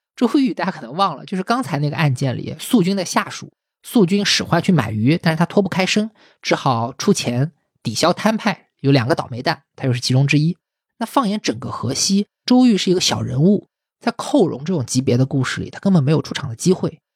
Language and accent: Chinese; China